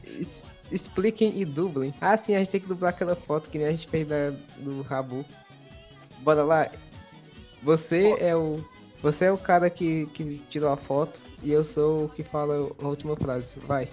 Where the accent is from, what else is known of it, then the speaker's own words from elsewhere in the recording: Ceará, Brazil; sou cearense, sou americano